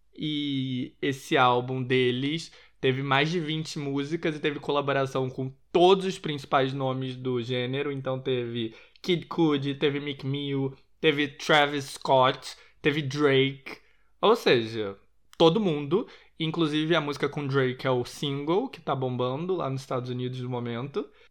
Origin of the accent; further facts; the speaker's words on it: Rio de Janeiro, Brazil; eu sou da zona sul do Rio de Janeiro